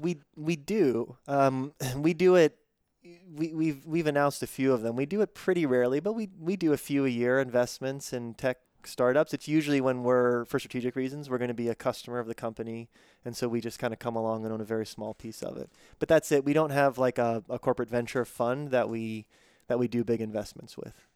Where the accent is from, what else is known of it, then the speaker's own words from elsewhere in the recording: Pittsburgh, Pennsylvania, United States; moved away; I grew up in Pittsburgh and then moved away for a long time